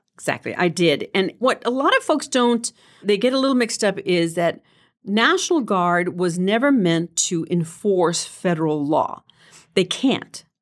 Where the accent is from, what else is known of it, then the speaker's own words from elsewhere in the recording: El Paso, Texas, United States; moved away; also born or lived in New Mexico; I was born and raised in El Paso.